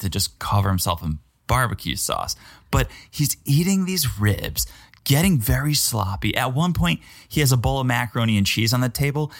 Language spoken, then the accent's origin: English; New England, United States; now in Florida, United States; I'm from New England.